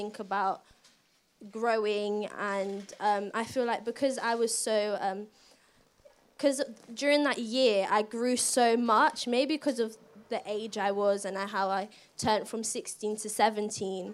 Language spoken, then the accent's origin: English; London, United Kingdom; I come from here, Brixton